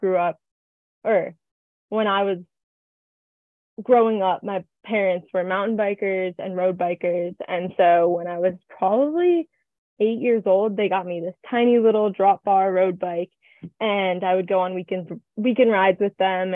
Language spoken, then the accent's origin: English; Truckee, California, United States; I moved home, and I'm from Truckee